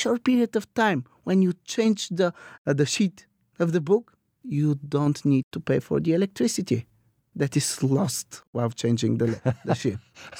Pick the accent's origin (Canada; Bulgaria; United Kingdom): Bulgaria; Some would say that we are the Scottish on the Balkans.